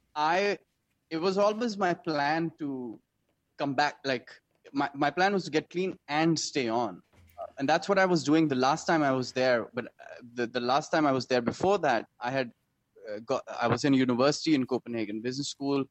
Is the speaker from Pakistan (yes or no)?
yes; Pakistan; also born or lived in Denmark; as a Pakistani